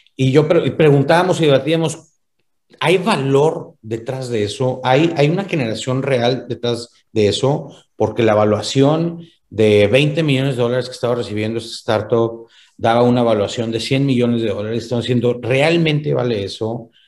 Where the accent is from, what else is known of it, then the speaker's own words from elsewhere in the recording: Monterrey, Nuevo León, Mexico; yo como buen regiomontano